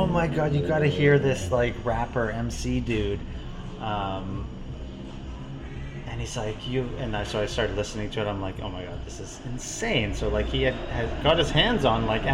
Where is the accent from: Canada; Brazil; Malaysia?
Canada; Toronto, Ontario; I grew up in Toronto